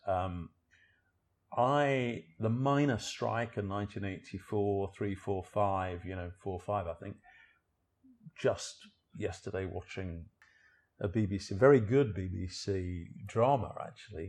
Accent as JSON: {"language": "English", "town": "Sheffield", "region": "Yorkshire and the Humber", "country": "United Kingdom", "tie": "born or raised there", "also_born_or_lived": "Liverpool / South America / Central America / South Africa", "moved": "as an adult", "lives_now": "London, United Kingdom", "said": "I was born in Sheffield in, in the South Yorkshire in, in England, so I'm a northerner"}